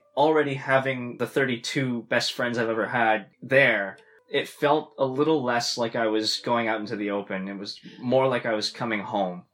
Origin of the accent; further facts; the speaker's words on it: Ottawa, Ontario, Canada; moved away as an adult; also born or lived in Long Beach, California; now in London, United Kingdom; I'm from Canada